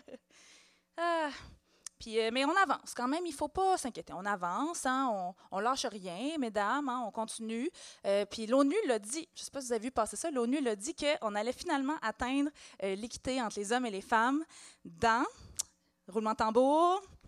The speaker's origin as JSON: {"language": "French", "town": "Montreal", "region": "Quebec", "country": "Canada", "tie": "born or raised there", "said": "je suis née à Hochelaga-Maisonneuve en mille neuf cent quatre-vingt-dix"}